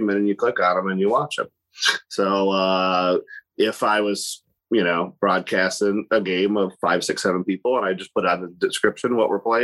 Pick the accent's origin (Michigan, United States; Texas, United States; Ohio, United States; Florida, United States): Ohio, United States; Monroeville; It's called Monroeville.